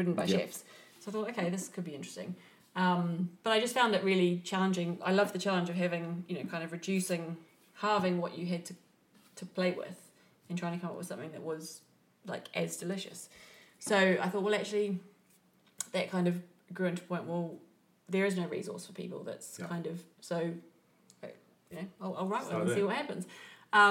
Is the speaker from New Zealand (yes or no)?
yes; New Zealand; moved away; When I was growing up in New Zealand is so small, so isolated that we had to eat seasonally